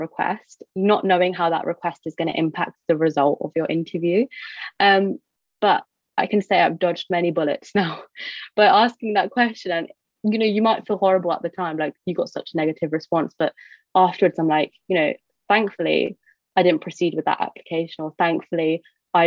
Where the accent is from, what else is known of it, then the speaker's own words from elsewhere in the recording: United Kingdom; I identify as British Indian